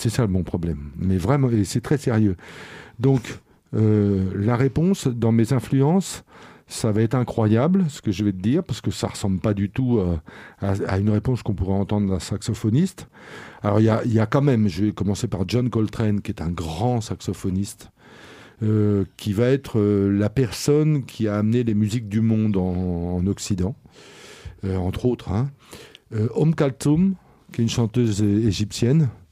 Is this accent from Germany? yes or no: no; Boulogne-Billancourt, Île-de-France, France; je viens de la banlieue, euh, de la banlieue du 9-2, pour faire jeune. voilà, de la même ville que Bouba. Voilà, c'est ça que je peux dire. De Boulogne, Billancourt